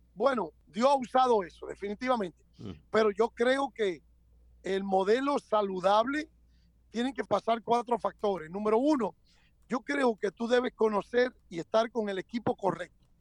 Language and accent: Spanish; Dominican Republic; now in United States; yo soy dominicano, hablo español y soy americano